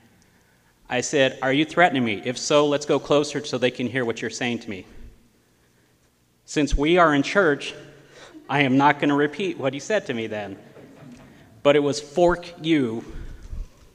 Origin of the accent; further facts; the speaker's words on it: Gallup, New Mexico, United States; I was raised here in Gallup